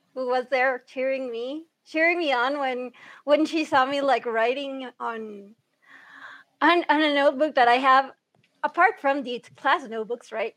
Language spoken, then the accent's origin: English; Honduras; also born or lived in Florida, United States / Texas, United States; I've grown up in Honduras almost my entire life because I came here when I think I was like around one or two years old